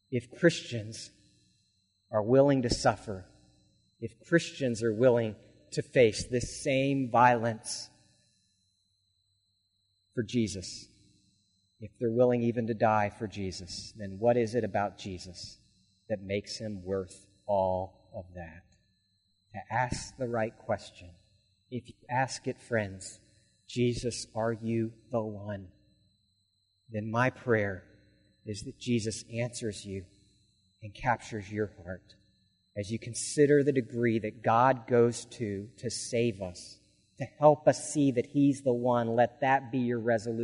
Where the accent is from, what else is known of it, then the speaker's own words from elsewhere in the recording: Alaska, United States; I grew up in the Episcopal Church in Alaska, but my belief was superficial and it was flimsy.